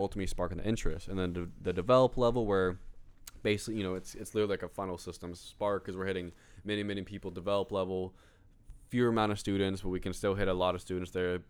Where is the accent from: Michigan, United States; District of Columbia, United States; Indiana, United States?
Indiana, United States; Greenwood; I was born in Greenwood, Indi-, Indiana